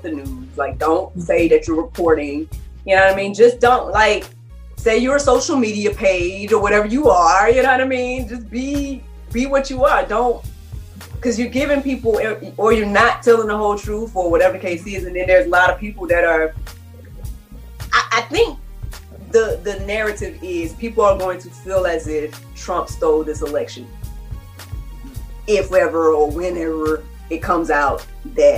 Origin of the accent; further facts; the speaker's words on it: United States; as an American